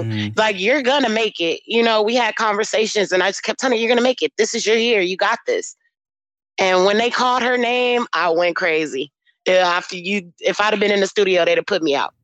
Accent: United States; accent: African American; my accent is strong, so they know that I'm African American

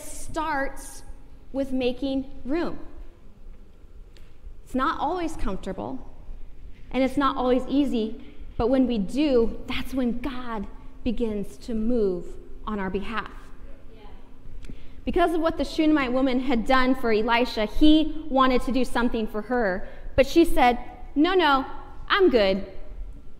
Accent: Iowa, United States; now in Lawrence, United States; I grew up in Iowa

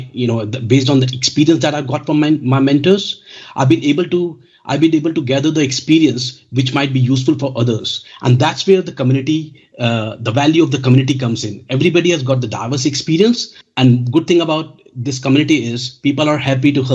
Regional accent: India; now in United Kingdom; I'm from India, but now I'm settled in the United Kingdom

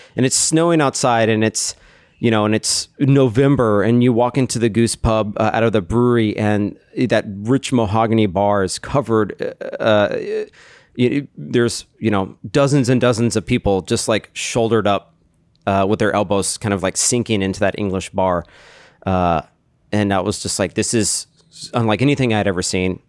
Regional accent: Austin, Texas, United States; moved away as an adult; now in Chicago, United States; I'm from Texas, Austin, Texas.

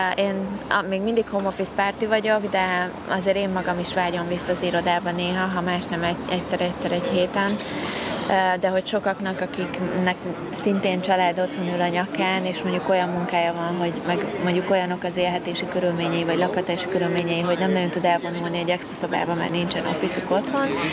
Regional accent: Hungary; tipikus magyarok vagyunk

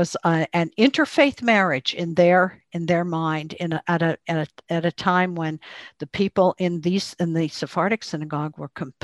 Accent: Pittsburgh, Pennsylvania, United States; I'm from Pittsburgh

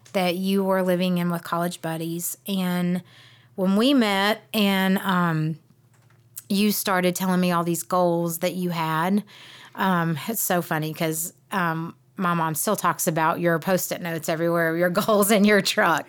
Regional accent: South Georgia, United States; moved away as an adult; now in Cleveland, Tennessee, United States; I grew up in South Georgia

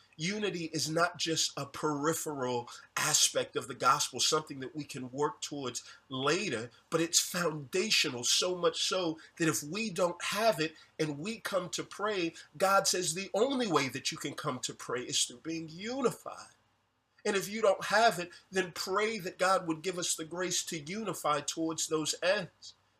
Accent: Houston, Texas, United States; I'm from Houston.

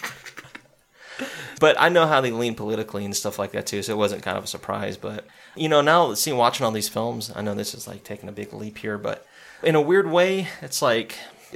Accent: the South, United States; growing up in the South

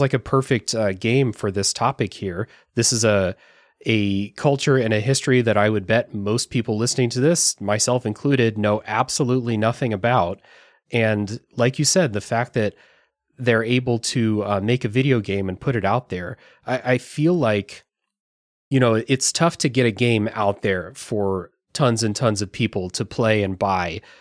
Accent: United States; as an American

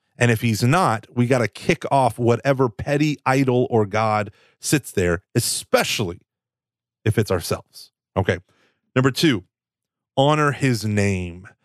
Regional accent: Texas, United States; I'm from Texas.

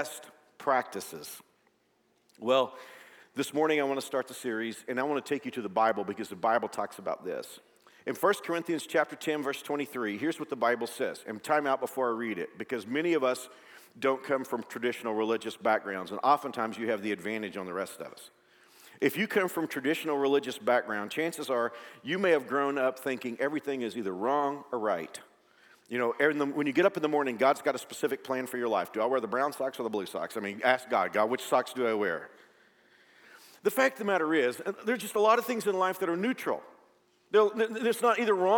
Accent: Fort Worth, Texas, United States; now in Kansas, United States; Fort Worth is my hometown

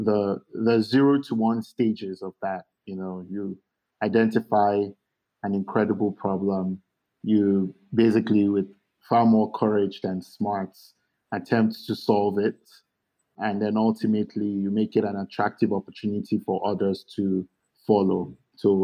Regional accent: Lagos, Nigeria; also born or lived in Kwara; I was born here in Lagos, not very far from where I'm seated right now in Yaba

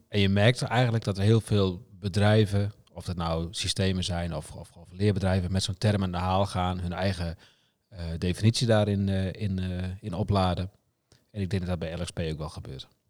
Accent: Friesland, Netherlands; ik kom ook uit Friesland.

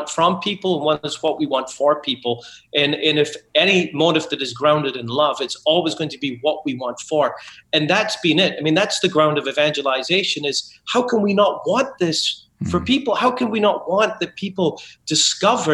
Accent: Scotland, United Kingdom; I was raised Catholic in Scotland

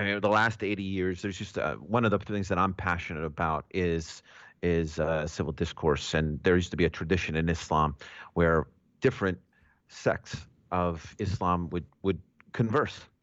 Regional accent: New York, United States; me being a New Yorker.

